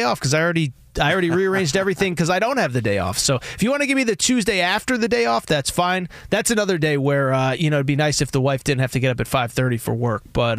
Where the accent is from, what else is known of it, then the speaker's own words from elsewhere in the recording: Connecticut, United States; I like the cold weather around this time. It doesn't bother me. I grew up in Connecticut.